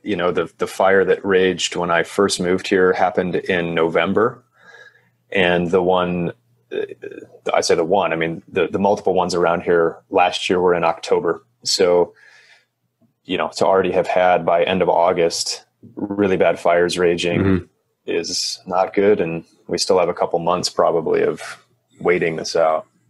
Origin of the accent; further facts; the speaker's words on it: Michigan, United States; moved away; where I grew up in Michigan